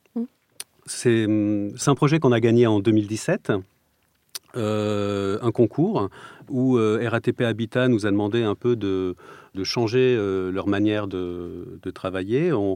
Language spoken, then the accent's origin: French; Provence-Alpes-Côte d'Azur, France; moved away; also born or lived in Strasbourg; j'ai grandi dans le sud de la France, sur la côte d'Azur